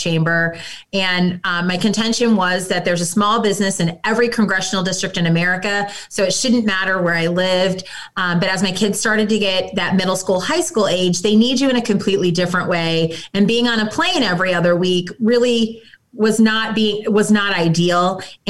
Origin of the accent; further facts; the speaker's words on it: Lincoln, Nebraska, United States; also born or lived in Minnesota / Washington, D.C.; I grew up actually here in Nebraska, born and raised in Lincoln.